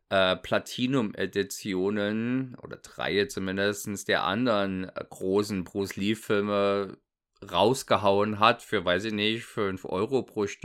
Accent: East Germany, Germany; Ich komme also aus dem Osten, äh, war zu dem Zeitpunkt noch DDR, dementsprechend war ein Bravo ist natürlich nicht leicht ranzukommen

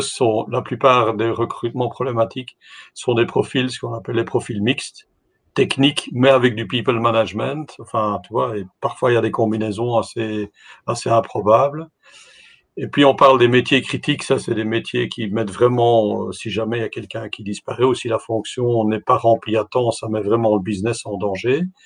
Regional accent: Belgium; je, je, participe de la Belgique

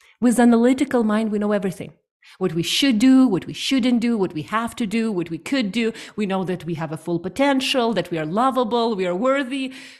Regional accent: Ukraine; now in Canada; 7 years ago, I moved to Canada from Ukraine, and it has been one of the most transformational experiences for me, learning, diving deep into the different country, different culture

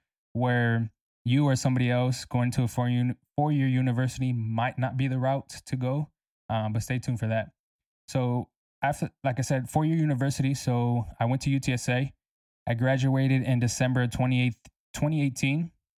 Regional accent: San Antonio, Texas, United States; also born or lived in Corpus Christi; I'm from San Antonio, Texas. I was actually born in Corpus Christi, Texas, but I moved here when I was 6. So I don't really call Corpus Christi my home, because San Antonio raised me for sure.

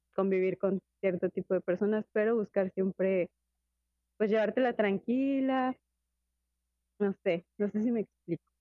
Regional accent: Mexico; moved away as an adult; now in Spain; somos mexicanos y que llegamos aquí

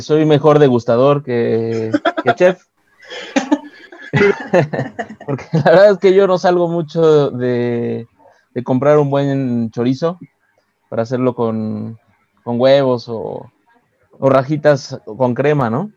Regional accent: Mexico

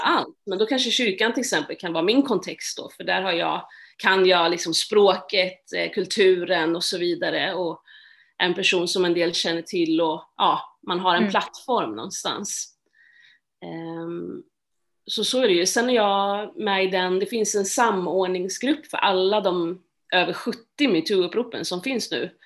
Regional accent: Stockholm, Stockholm County, Sweden; Jag är född och uppvuxen i Stockholm

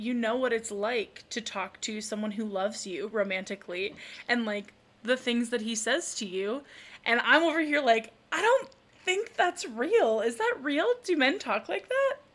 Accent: Spooner, Wisconsin, United States; my my hometown

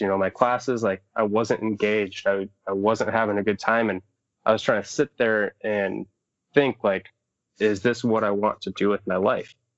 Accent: Southwest Michigan, United States; also born or lived in Upper Peninsula, Michigan; I'm from Southwest Michigan area. Uh, grew up around there

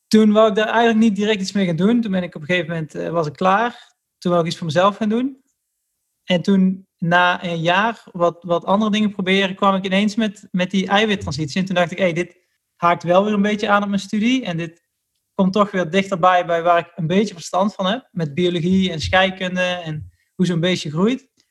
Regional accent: Middelbeers, North Brabant, Netherlands; moved away as an adult; also born or lived in Nijmegen; ik kom dus uit Middelbeers. En vroeger, wij woonden vroeger in een bos

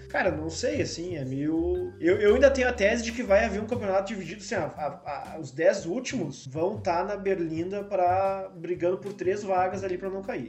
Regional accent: Brazil; eu sou brasileiro

